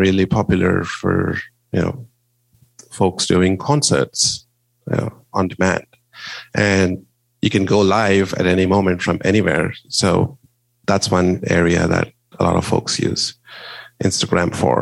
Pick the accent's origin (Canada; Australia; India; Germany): India; moved away; I am originally from India. My parents and most of my family live there